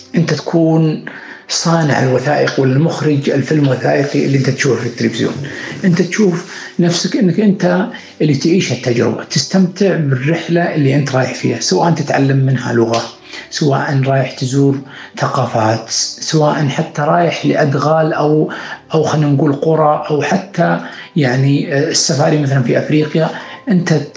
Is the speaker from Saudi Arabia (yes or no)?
yes; Saudi Arabia; نحن كشعب سعودي اللي يملك ثقافة وأخلاق وقيم ومبادئ